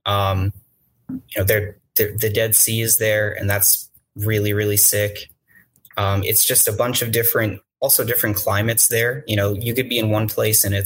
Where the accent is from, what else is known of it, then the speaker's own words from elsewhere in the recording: Long Island, New York, United States; moved away as an adult; also born or lived in Manhattan; now in Queens, United States; I'm from Long Island and I grew up kind of in the middle of it.